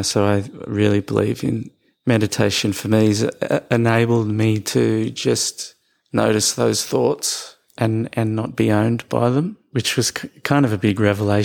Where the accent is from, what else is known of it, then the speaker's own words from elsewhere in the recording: Australia; So I was born in Australia. I grew up in the West.